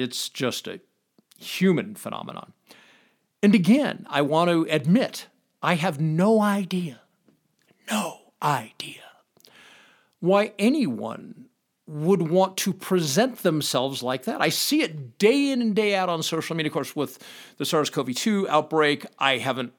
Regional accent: Los Angeles, California, United States; now in Pahrump, United States; I come from Los Angeles, so this is a really small town.

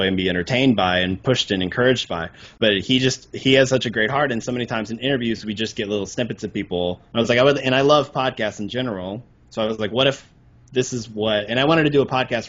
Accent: Arkansas, United States; moved away; I grew up in Arkansas

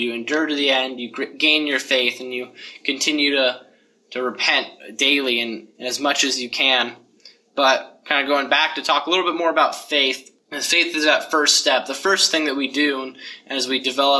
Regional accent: Parker, Colorado, United States; moved away; I'm from Parker, Colorado.

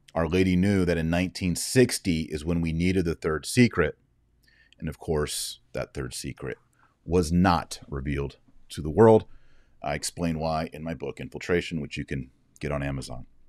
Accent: United States; I'm an American

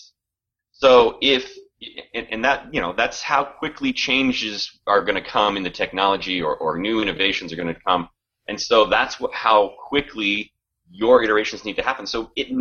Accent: United States; we're both from the Washington area

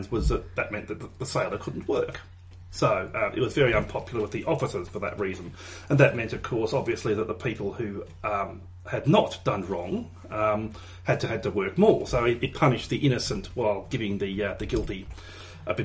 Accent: Australia; we're Australian

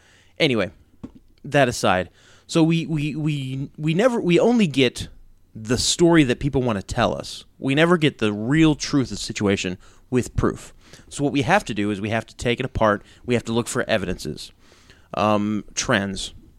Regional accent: United States; I'm an American. I'm a free American, okay?

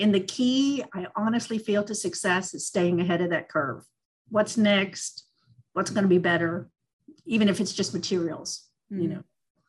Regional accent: Northeast, United States; now in Florida, United States; my hometown in the Northeast

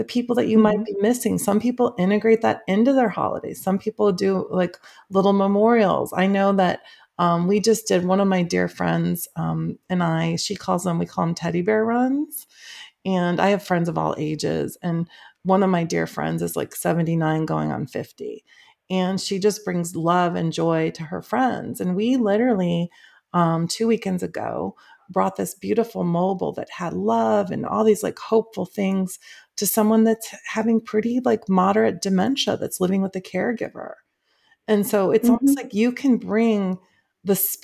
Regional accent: Midwest, United States; now in Southern California, United States; I grew up in the Midwest

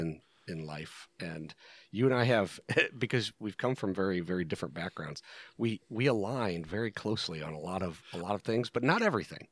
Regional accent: Rust Belt, United States; I grew up in a Rust Belt, tiny little shit-ville town

